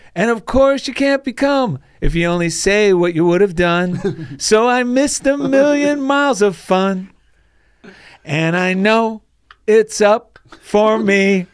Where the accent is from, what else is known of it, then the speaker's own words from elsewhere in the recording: New Jersey, United States; now in California, United States; I grew up in New Jersey